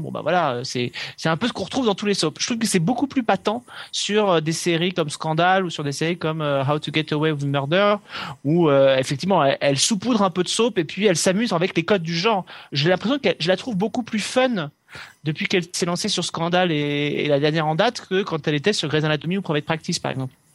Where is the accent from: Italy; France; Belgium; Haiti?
France; chez nous en France